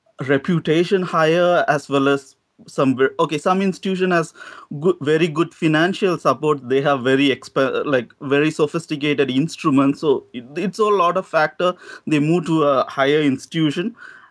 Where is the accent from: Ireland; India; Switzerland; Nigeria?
India; South India; moved away; I'm from South.